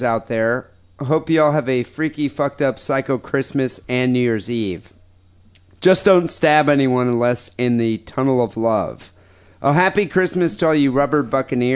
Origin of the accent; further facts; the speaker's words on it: United States; as an American